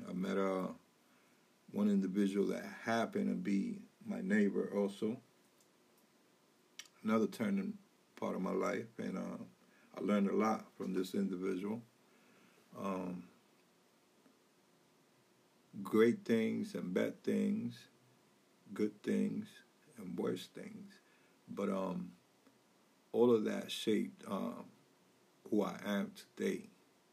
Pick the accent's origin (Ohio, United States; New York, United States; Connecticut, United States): New York, United States; New York City; moved away as an adult; now in Massachusetts, United States; the late 80s was a crazy time in New York City growing up